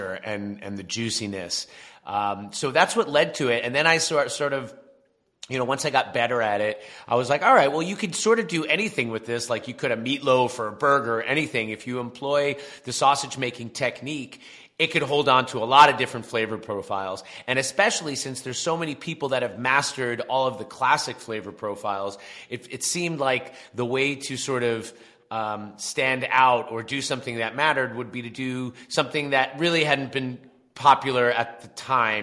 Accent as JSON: {"language": "English", "area": "Long Island", "region": "New York", "country": "United States", "said": "from Long Island, I'm East Coast"}